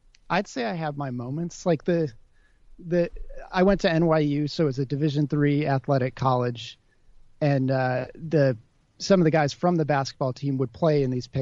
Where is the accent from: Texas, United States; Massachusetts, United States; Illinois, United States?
Illinois, United States; Wilmette; also born or lived in Chicago, Illinois; now in Brooklyn, United States; I'm from Chicago